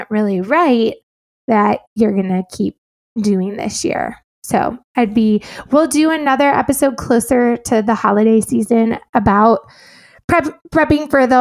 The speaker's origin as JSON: {"language": "English", "region": "Illinois", "country": "United States", "moved": "as an adult", "said": "I am from Illinois"}